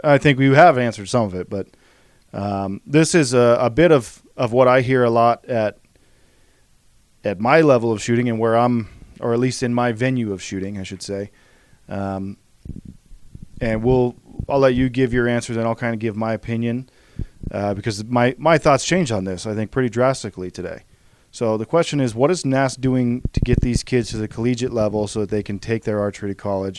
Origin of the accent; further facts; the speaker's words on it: Idaho, United States; I grew up in Idaho